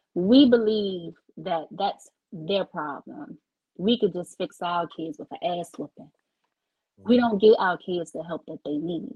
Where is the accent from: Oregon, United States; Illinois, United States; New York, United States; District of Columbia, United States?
District of Columbia, United States; Washington; I'm born and bred in DC